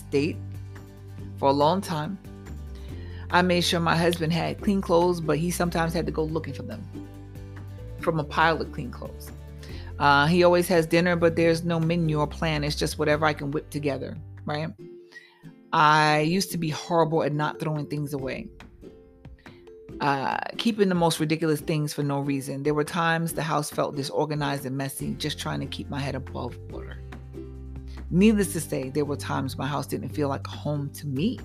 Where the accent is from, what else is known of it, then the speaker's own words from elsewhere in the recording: New York, United States; I'm a New Yorker